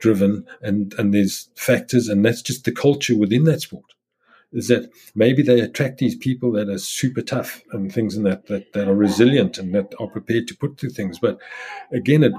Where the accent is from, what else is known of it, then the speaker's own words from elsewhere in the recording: South Africa; moved away as an adult; as a South African where I was isolated through apartheid